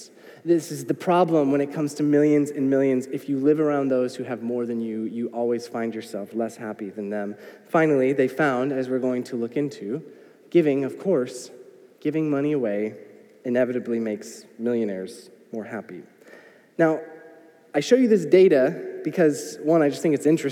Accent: United States; I am an American

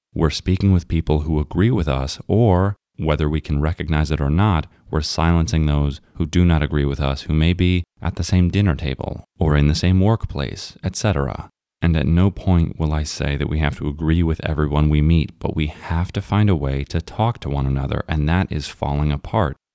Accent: United States; we are all American

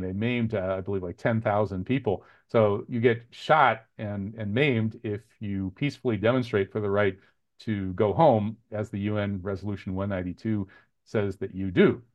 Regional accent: United States; we Americans

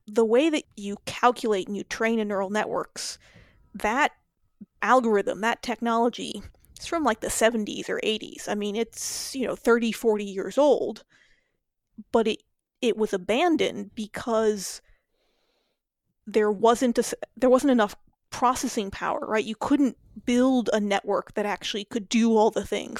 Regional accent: New Mexico, United States; moved away as an adult; now in Chicago, United States; I grew up in New Mexico

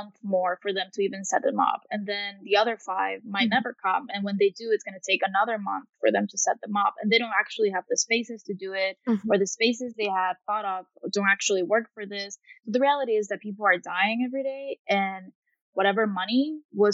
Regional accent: Tegucigalpa, Francisco Morazán, Honduras; moved away as an adult; also born or lived in Virginia, United States; I was born here in Tegucigalpa, Honduras, and I lived here all my life until I was 19 when I moved to the States for studying reasons.

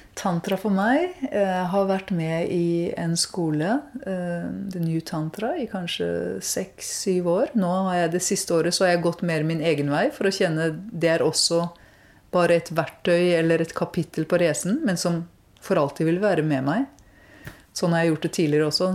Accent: Norway; jeg vokste opp i Norge

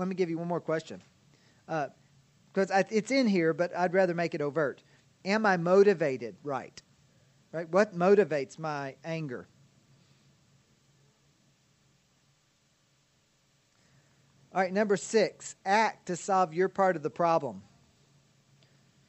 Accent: Kentucky, United States; now in Ozark, United States; I was from Kentucky

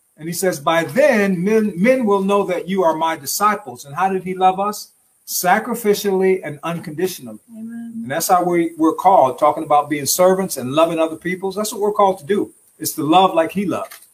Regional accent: Detroit, Michigan, United States; we're from Detroit, Detroit

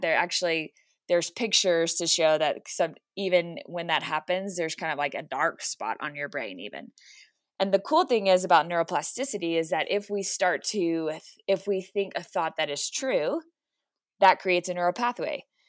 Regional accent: Texas, United States; now in Colorado Springs, United States; I'm originally from Texas, so I will, I will always claim Texas, but I am in Colorado Springs 'cause my husband is in the Air Force

